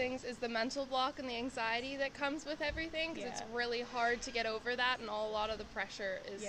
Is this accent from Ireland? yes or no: no; Alberta, Canada; I'm from Alberta, Canada.